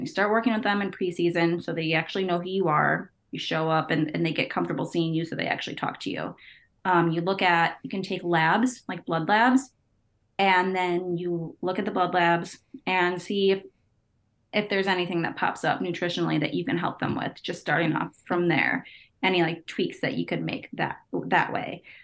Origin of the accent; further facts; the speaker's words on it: Chicago, Illinois, United States; I'm from the Chicagoland area, from the Northwest suburbs